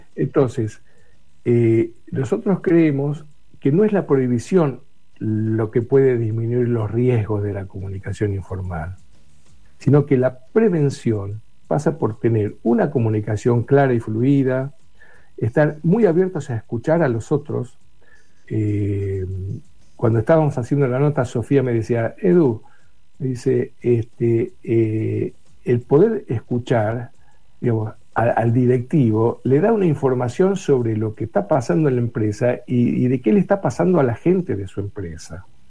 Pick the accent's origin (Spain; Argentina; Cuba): Argentina; Buenos Aires; somos porteños